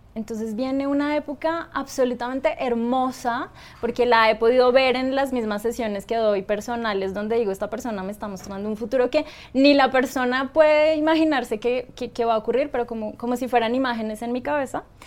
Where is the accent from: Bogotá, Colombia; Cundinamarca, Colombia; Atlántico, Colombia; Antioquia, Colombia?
Bogotá, Colombia; yo soy colombiana, en Bogotá